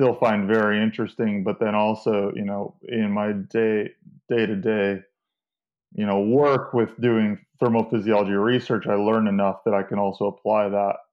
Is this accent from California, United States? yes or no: yes; Central California, United States; moved away as an adult; also born or lived in Penn State University; now in Pennsylvania, United States; I'm from Central California, and I mean, it's 105 degrees all summer there